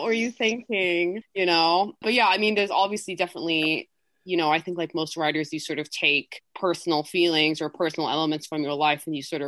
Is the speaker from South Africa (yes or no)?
no; England, United Kingdom; born there; also born or lived in Colombia; oh, I was born in England, or like my parents live in the US right now, simply because I don't want to get into this sort of really long explanation of that I lived in Colombia for so many years.